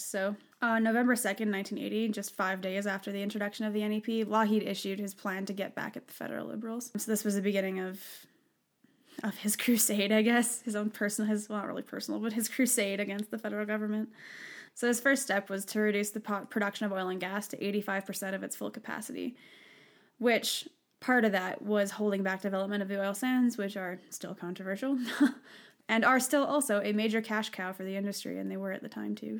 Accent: Western Canada, Canada; I'm from the West

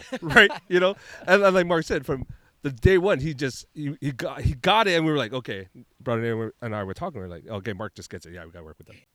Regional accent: Hawaii, United States; when we grew up in Hawaii and Baramar, because you know, because you know, you love Hawaii, you aloha Hawaii, this place definitely nurtured some of that in us

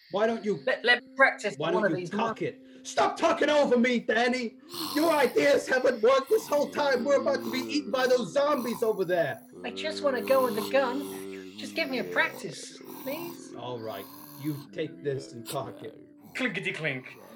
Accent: Queens, New York, United States; It's basically it's, it's my hometown. It's Queens, and the whole place has been locked off like like an escape from New York

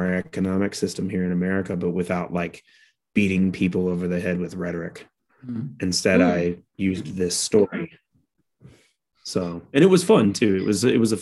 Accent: United States; I'm an American

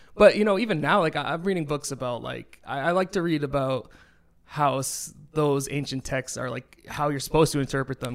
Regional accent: Nashua, New Hampshire, United States; now in Los Angeles, United States; there was a club in my town in Nashua, in, in New Hampshire called Nashua

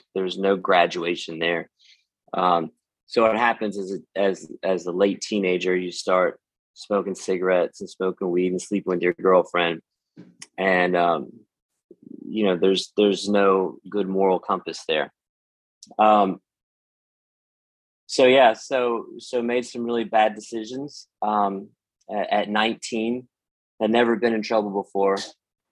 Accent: North Carolina, United States; I was raised here in North Carolina

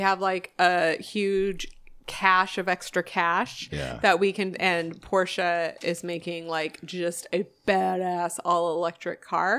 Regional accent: Tacoma, Washington, United States; I'm from Tacoma

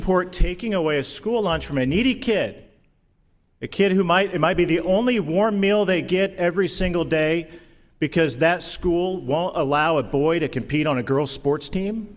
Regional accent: Indiana, United States; Indiana, my home state

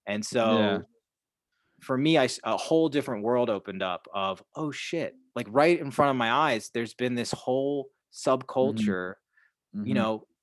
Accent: Chicago, Illinois, United States; also born or lived in Hawaii; I'm still there. That's my hometown

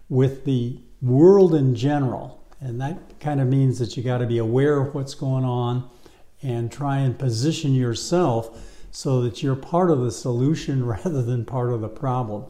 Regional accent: Detroit, Michigan, United States; now in Los Angeles, United States; when I was a kid growing up in Detroit

